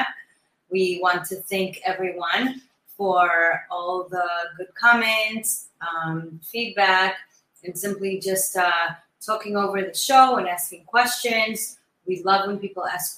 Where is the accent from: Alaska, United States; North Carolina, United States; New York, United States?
New York, United States; Great Neck; moved away; also born or lived in Brooklyn, New York; Great Neck, my hometown. That's where I grew up.